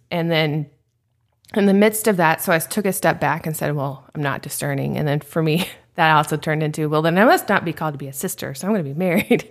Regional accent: Nashville, Tennessee, United States; now in Phoenix, United States; I grew up in Nashville, Tennessee.

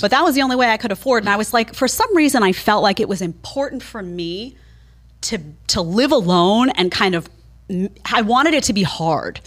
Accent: New York City, New York, United States; also born or lived in Brooklyn, New York / Manhattan, New York; I grew up in Staten Island

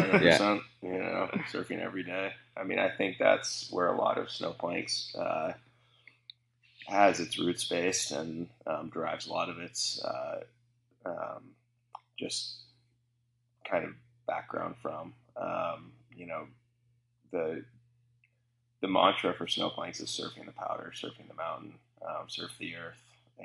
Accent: Portland, Oregon, United States; also born or lived in San Diego, California; now in Bend, United States; I grew up in Portland and spent 18 years in Westland, right outside of Lake Oswego.

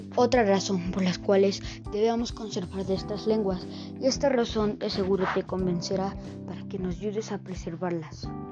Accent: Mexico; soy de México.

